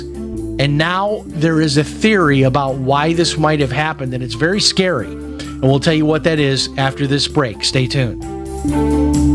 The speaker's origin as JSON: {"language": "English", "town": "Chicago", "region": "Illinois", "country": "United States", "tie": "born or raised there", "moved": "yes", "said": "I had a very tough life growing up in Chicago."}